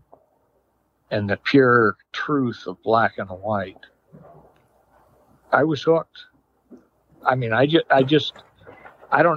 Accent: California, United States; also born or lived in Chicago; I grew up in California.

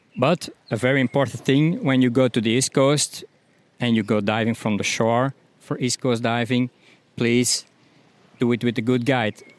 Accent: Belgium; I'm from Belgium

